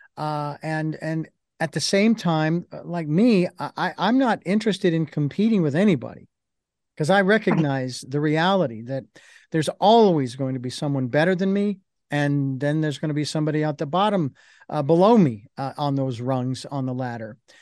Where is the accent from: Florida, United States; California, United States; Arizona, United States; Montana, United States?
Arizona, United States; Phoenix; when I was a kid growing up in Phoenix